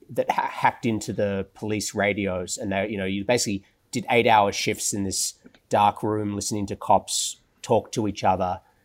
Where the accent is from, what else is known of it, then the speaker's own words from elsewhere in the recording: Australia; moved away as an adult; now in Washington, United States; I am Jewish, though, uh, and I am Australian.